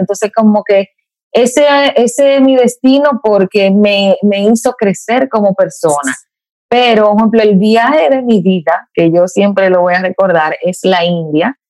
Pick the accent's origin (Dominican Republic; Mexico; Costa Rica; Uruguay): Dominican Republic; como viajera dominicana